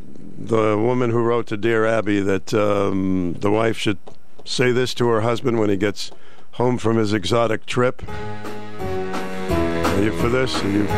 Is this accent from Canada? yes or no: no; Roxbury, Massachusetts, United States; I grew up in the Roxbury, Massachusetts, and I lived, believe it or not, in a street. I was the only little boy there, and the rest were girls.